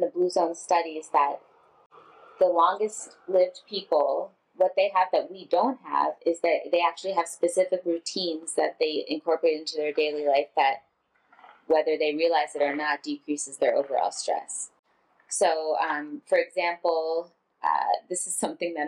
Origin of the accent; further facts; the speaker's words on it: United States; growing up as American